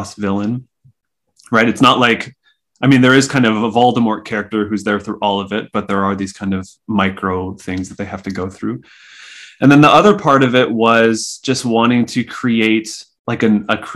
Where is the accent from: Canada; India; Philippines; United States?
Canada; Saskatchewan; moved away; I grew up in Saskatchewan and I had to drive basically an hour and a half to get to a comic shop